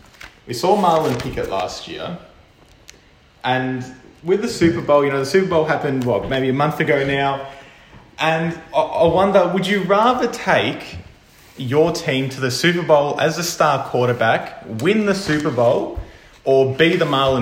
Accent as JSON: {"language": "English", "country": "Australia", "said": "us being Aussie boys."}